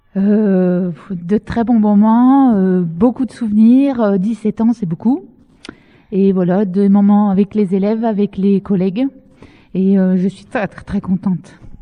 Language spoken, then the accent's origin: French; Dijon, Bourgogne-Franche-Comté, France; moved away as an adult; now in Bohain-en-Vermandois, France; c'est mon académie euh, d'origine, c'est-à-dire que je suis née à Dijon et je suis venue ici euh, pour ma première mutation après mon concours.